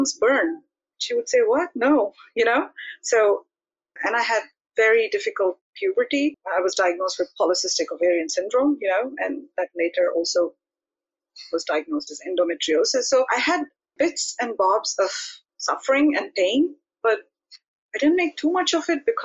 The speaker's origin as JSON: {"language": "English", "country": "India", "moved": "yes", "lives_now": "Netherlands", "said": "I'm from India. I live in the Netherlands"}